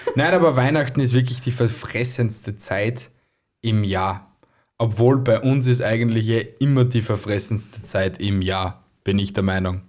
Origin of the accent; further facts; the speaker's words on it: Austria; bei uns in Österreich